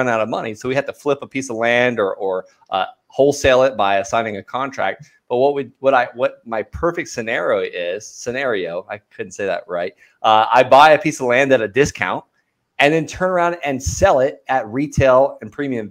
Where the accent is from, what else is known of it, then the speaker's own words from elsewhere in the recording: Okeechobee, Florida, United States; I grew up in a small town called Okeechobee, Florida